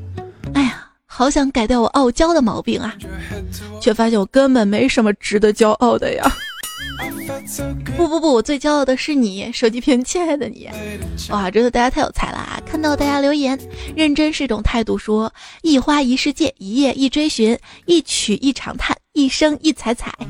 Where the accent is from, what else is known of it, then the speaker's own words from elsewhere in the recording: Shaanxi, China; 我说我是陕西的